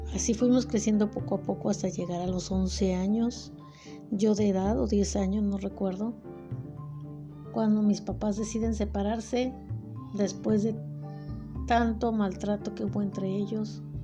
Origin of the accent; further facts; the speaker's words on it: Guadalajara, Jalisco, Mexico; Yo nací en Guadalajara